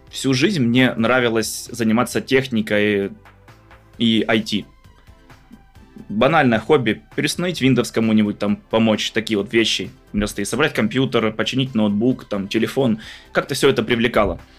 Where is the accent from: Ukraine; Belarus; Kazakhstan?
Ukraine; Crimea; учитывая то, что я из Крыма, люблю погреться на солнышке, поплавать э, в море, в реках, в озерах, в горах отдохнуть.